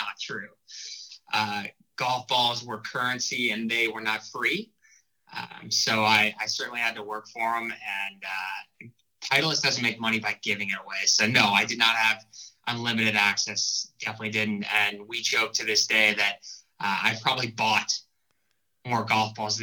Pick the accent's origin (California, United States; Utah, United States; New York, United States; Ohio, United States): Ohio, United States; also born or lived in Columbus, Ohio / Cleveland, Ohio; I grew up in Ohio, was born in Columbus and spent 10 years in Columbus, another 10 years in Cleveland